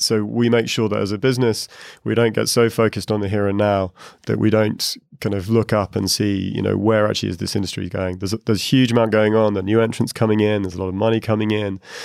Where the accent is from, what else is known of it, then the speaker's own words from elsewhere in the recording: United Kingdom; moved away as an adult; also born or lived in Asia; now in Dublin, Ireland; I'm a Brit. I just moved to Dublin to Ireland.